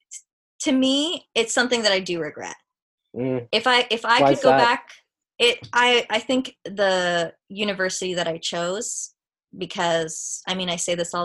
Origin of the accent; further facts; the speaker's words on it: Waterloo, Ontario, Canada; I'm from Waterloo.